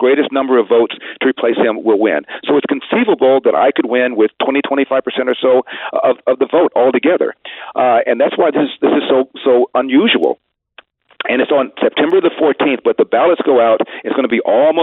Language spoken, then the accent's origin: English; Los Angeles, California, United States; also born or lived in Ohio; I'm from the hood. I'm from Crenshaw High School